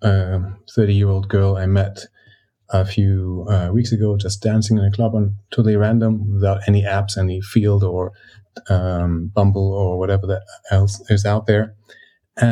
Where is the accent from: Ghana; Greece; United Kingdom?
Greece; now in Germany; I grew up in Greece and I live in Germany